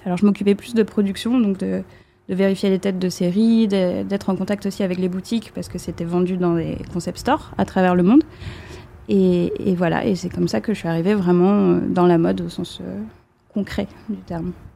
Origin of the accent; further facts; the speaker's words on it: Brest, Brittany, France; J'ai grandi à Brest